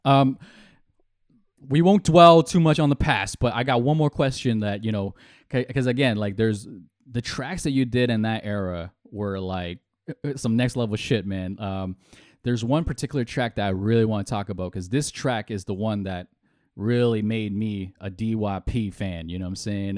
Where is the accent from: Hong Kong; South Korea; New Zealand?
Hong Kong; I'm Chinese from Hong Kong.